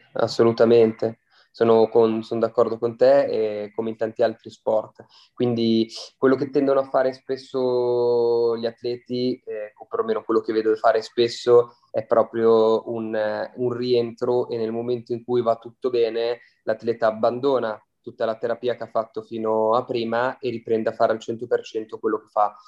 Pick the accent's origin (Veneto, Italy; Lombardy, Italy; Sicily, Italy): Lombardy, Italy; Milan; sono di Milano